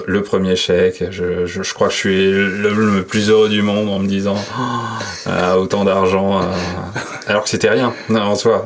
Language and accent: French; Bordeaux, Nouvelle-Aquitaine, France; moved away as an adult; also born or lived in Paris; je suis né à Bordeaux. Mm-hmm. Bordeaux-Codéran, euh, pour euh, j'ai passé toute ma jeunesse là-bas